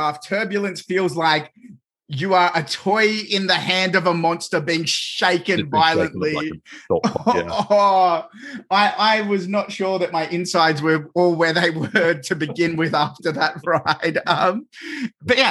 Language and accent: English; Australia; as an Australian